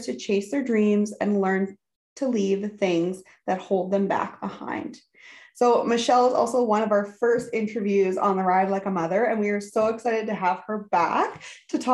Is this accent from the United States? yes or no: no; Canadian prairies, Canada; We are two Canadian prairie ladies raising babies, riding horses, and living the country life.